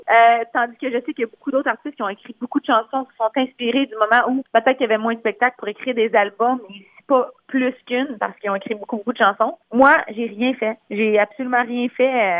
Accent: a small francophone village in Ontario, Canada; accent: Franco-Ontarian; first language French; Je suis née dans un petit village en Ontario, francophone.

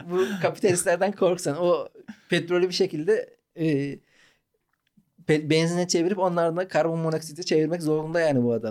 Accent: Malatya, Turkey; Ya Malatya'da doğduk

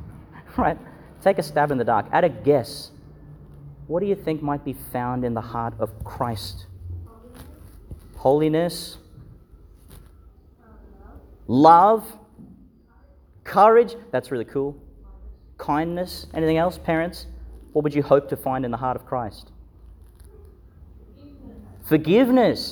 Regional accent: Yeppoon, Queensland, Australia; I grew up in Yeppoon, and the parish there was Sacred Heart Parish

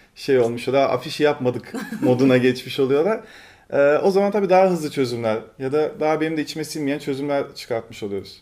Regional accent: Turkey; now in Istanbul, Turkey; Biraz küçük bir ilçede büyüdüm ben

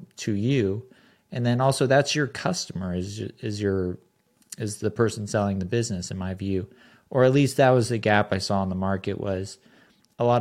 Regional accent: Southern California, United States; I grew up in Southern California

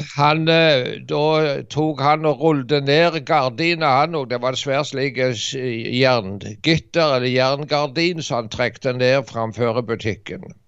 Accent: Norway; also born or lived in Dirdal, Norway; vi er tre stykker fra Norge

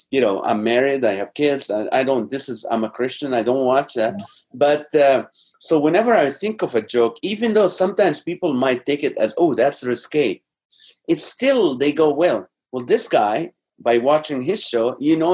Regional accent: Malaysia; just because I'm a Malaysian, I don't want you to think I want you to cook every single day.

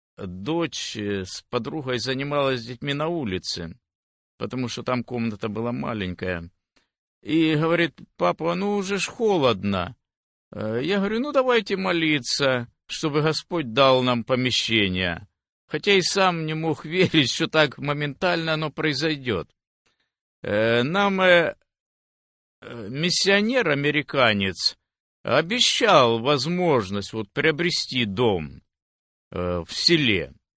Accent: Velyka Znamianka, Zaporizhzhia Oblast, Ukraine; moved away as an adult; also born or lived in Nikopol, Dnipropetrovsk Oblast, Ukraine; now in United States; Я родился в Запорожской области, село Большая Знаменка. Э, но где-то в тринадцать лет переехали мы в Никополь, и там прошли мои и детские, и юношеские годы, и взрослые

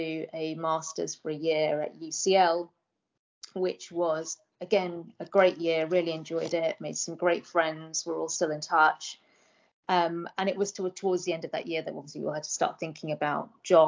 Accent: Medway, South East England, United Kingdom; moved away as an adult; also born or lived in Oxford; I grew up in Medway. Was there for school until I was 18

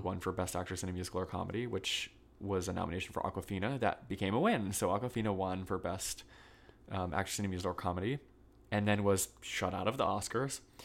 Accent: Vermont, United States; now in New York, United States; I'm originally from Vermont

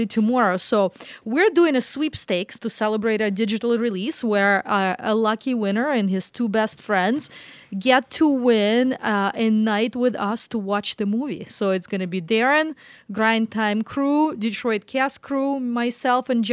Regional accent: Moscow, Russia; now in United States; So I grew up in Moscow. It's a very large city, 10 million people, kind of like New York

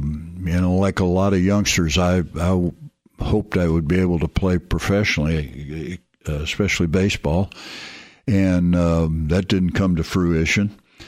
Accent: St. Louis, Missouri, United States; In St. Louis, Missouri.

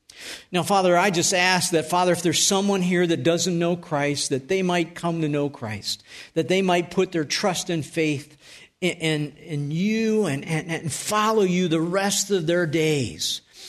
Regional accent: North Tonawanda, New York, United States; I told you at the beginning, I grew up in Western New York. And I lived at 319 Tremont Street.

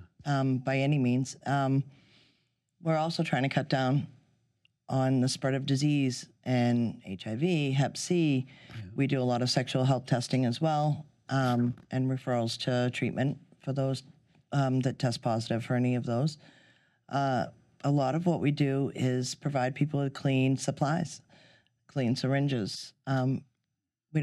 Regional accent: Gloucester, Massachusetts, United States; I am from Gloucester

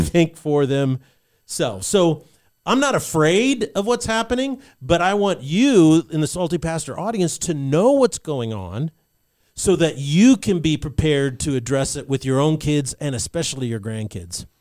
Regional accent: Albuquerque, New Mexico, United States; I was growing up in New Mexico at that time in Albuquerque

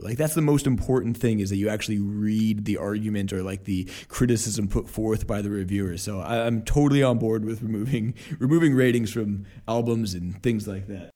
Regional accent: Portland, Oregon, United States; I was growing up in Portland

